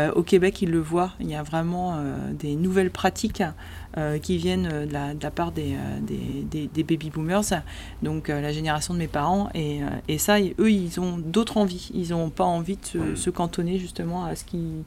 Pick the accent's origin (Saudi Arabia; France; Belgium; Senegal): France; Chez nous, en France